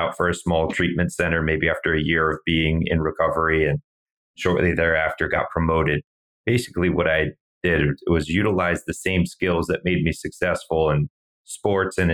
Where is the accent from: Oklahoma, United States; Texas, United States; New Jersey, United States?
New Jersey, United States; also born or lived in Delaware; I grew up in New Jersey